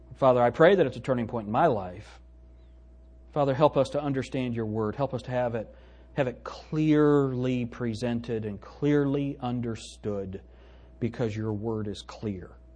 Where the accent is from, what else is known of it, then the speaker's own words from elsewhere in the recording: Pueblo, Colorado, United States; I was born in Pueblo, Colorado